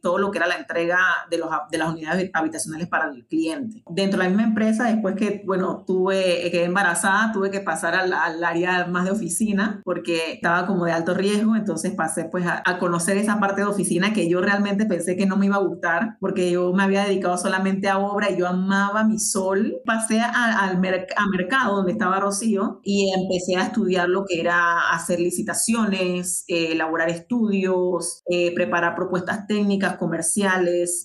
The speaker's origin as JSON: {"language": "Spanish", "region": "Colón", "country": "Panama", "also_born_or_lived": "Panama City, Panama / Chiriquí, Panama", "said": "yo soy de Colón"}